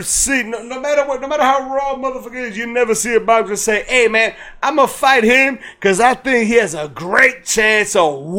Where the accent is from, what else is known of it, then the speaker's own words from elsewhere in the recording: United States; I'm American, bro.